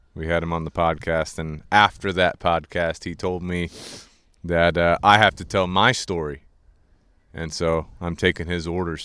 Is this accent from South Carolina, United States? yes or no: yes; Goose Creek, South Carolina, United States; we grew up in Goose Creek